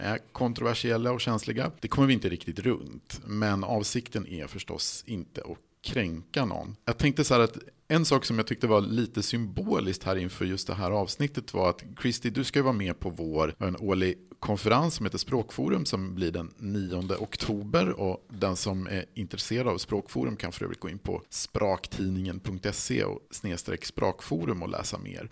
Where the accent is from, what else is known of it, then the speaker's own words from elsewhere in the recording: Sweden; jag då som svensk